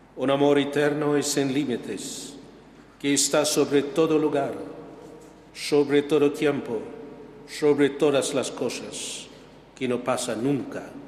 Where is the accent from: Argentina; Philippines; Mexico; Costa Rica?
Philippines; now in Spain; mi tierra de Filipinas